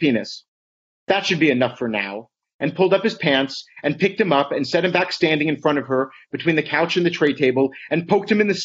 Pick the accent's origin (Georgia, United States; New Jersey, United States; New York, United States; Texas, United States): New Jersey, United States; Atlantic City; I grew up in Atlantic City, New Jersey